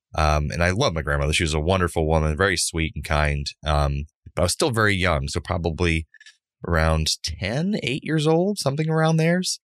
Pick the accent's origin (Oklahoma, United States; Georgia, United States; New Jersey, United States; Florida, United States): Florida, United States; Central; born or raised there